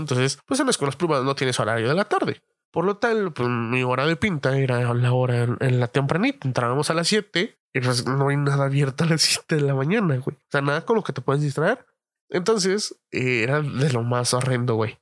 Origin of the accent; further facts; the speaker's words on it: Mexico City, Mexico; moved away; todos los que somos de la Ciudad de México